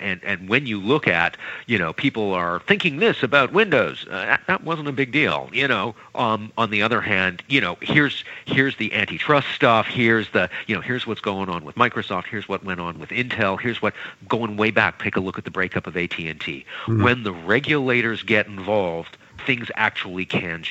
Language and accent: English; Canada; I'm not American. I'm Canadian